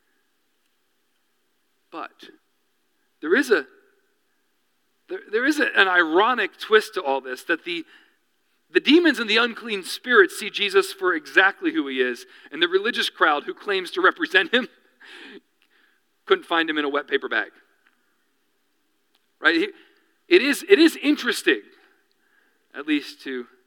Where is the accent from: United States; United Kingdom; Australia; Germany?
United States; Reading, Pennsylvania; now in New York, United States; We grew up outside of Reading, Pennsylvania, which is real close to, I was in between Philadelphia and Reading